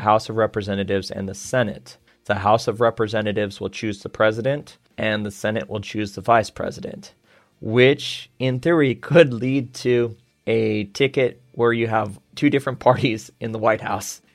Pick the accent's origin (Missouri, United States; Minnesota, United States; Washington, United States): Washington, United States; moved away as an adult; now in Beijing, China; I'm from Washington State, mm-hmm. so I vote in Washington